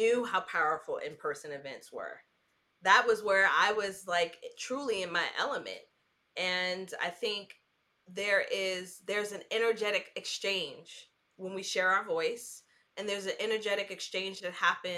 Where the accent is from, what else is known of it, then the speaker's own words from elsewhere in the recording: New York City, New York, United States; now in North Carolina, United States; New York City, which is my hometown